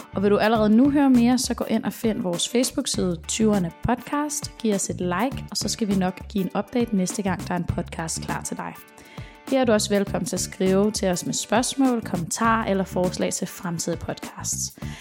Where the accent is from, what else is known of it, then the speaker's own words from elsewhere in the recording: Denmark; vi danskere